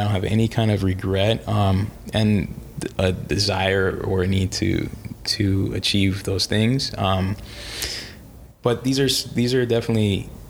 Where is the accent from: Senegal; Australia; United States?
United States; New York; born there; when I was born in New York